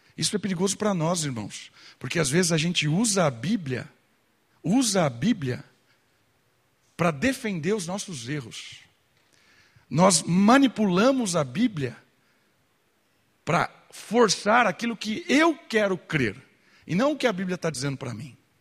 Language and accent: Portuguese; Brazil; a gente é brasileiro